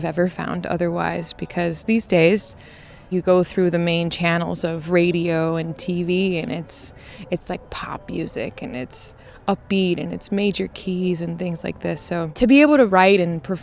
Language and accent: English; Georgia, United States; moved away as an adult; also born or lived in Houston, Texas / Louisiana / Athens, Georgia; now in Nashville, United States; Grew up in Georgia